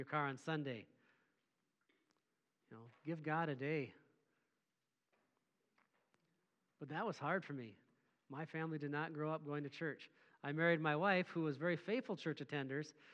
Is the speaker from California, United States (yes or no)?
no; Mora, Minnesota, United States; I grew up in Mora, Minnesota, little rural farm area.